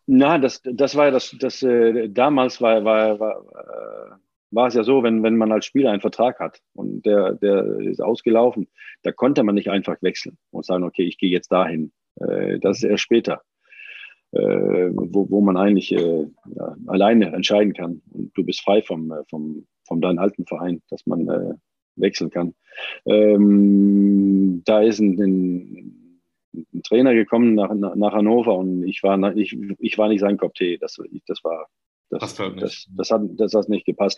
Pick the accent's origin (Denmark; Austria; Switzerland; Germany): Denmark; moved away; ich bin ja auch Däne